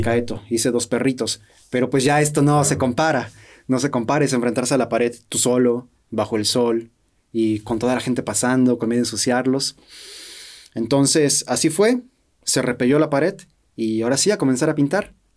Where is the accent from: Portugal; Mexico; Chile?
Mexico; siendo también mexicanos